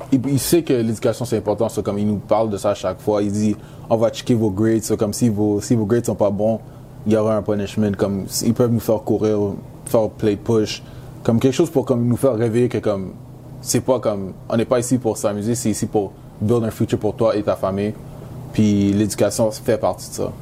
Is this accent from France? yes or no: no; Quebec, Canada; first language English; French is a second language; moved away as an adult; now in Syracuse, United States; comme je suis né au Canada, je suis canadien